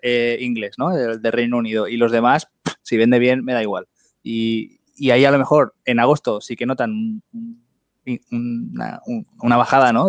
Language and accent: Spanish; Spain; todos somos españoles